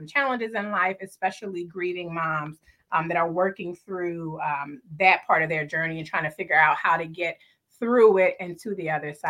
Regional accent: Philadelphia, Pennsylvania, United States; I'm originally from Philly.

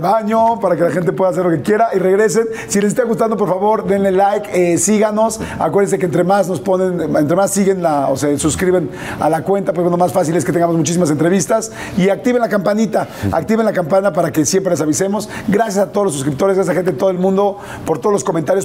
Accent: Mexico; yo soy un, un, mexicano

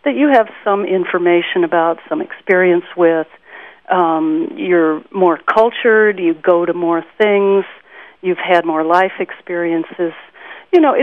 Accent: Iowa, United States; moved away as an adult; now in Boston, United States; I'm from Iowa

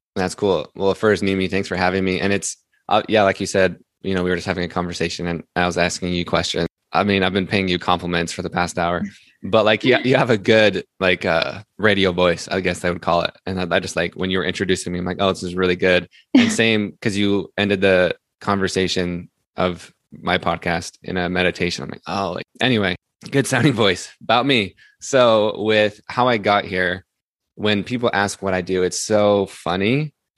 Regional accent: Salt Lake City, Utah, United States; I grew up, I'm from Salt Lake City

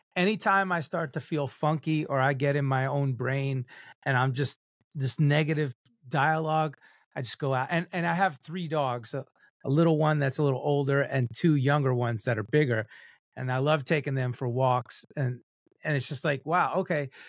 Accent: New York, United States; I'm Cuban Italian and I'm a New Yorker

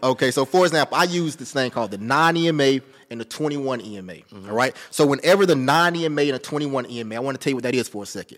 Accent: Rock Hill, South Carolina, United States; I'm from Rock Hill, South Carolina, like fifteen minutes outside of Charlotte.

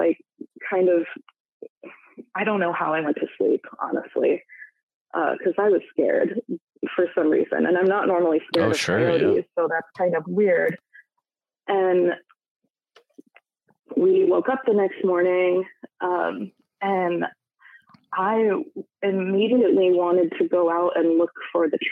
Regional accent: Michigan, United States; now in Washington, United States; my home state of Michigan

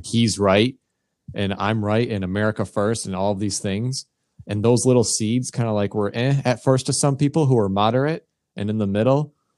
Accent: United States; as an American

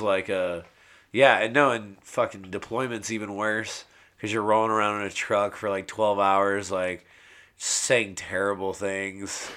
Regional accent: San Antonio, Texas, United States; moved away as an adult; also born or lived in Norman, Oklahoma; now in Oklahoma City, United States; I was born here in Norman, and then uh, raised in San Antonio

